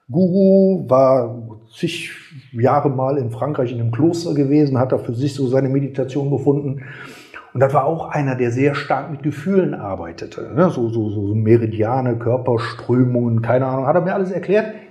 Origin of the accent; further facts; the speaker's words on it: Gummersbach, North Rhine-Westphalia, Germany; ich komme ursprünglich aus Gummersbach und da hatten wir einen Masseur gehabt, der war blind.